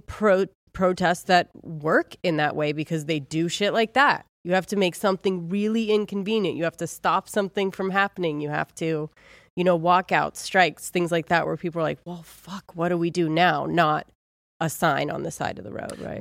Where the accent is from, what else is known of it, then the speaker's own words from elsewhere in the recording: Ohio, United States; I'm from Ohio